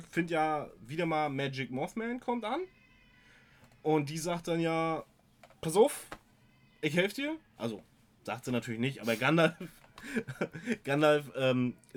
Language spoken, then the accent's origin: German; Germany; Ich bin selber ein Deutscher.